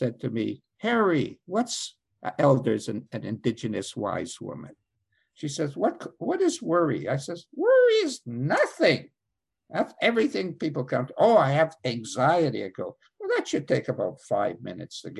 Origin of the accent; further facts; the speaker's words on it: Canada; I'm Canadian